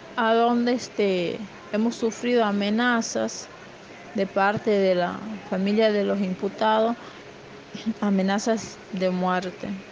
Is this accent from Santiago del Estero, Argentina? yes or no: yes; Santiago del Estero, Argentina; de Santiago del Estero